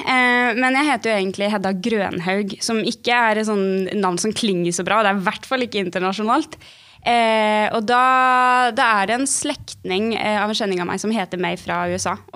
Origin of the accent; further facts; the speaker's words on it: Bergen, Vestland, Norway; also born or lived in Oslo; jeg er 22 år gammel, og så kommer jeg fra Bergen.